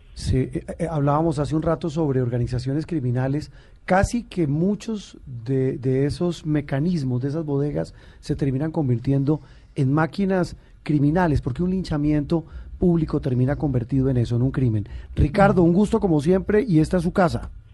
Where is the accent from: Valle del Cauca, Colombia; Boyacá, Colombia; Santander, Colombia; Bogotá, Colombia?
Bogotá, Colombia; decimos los bogotanos